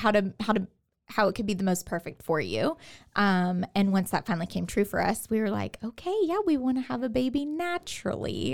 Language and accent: English; Katy, Texas, United States; moved away as an adult; now in Waco, United States; I am from Houston, the Houston area, from Katy